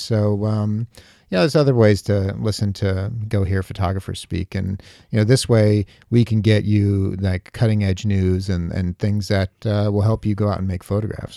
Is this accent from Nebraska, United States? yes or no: no; New York, United States; I'm a New Yorker